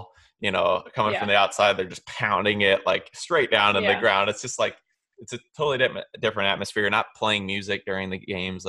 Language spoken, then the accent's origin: English; Illinois, United States; I'm from Illinois